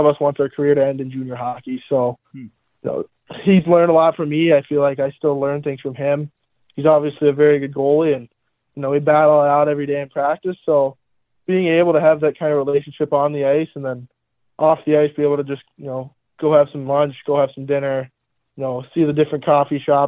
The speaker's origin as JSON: {"language": "English", "town": "Melbourne", "region": "Florida", "country": "United States", "moved": "yes", "lives_now": "Youngstown, United States", "said": "I am from Melbourne, Florida"}